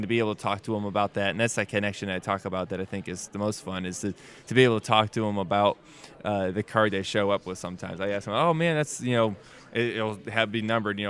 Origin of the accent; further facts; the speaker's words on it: United States; being an American.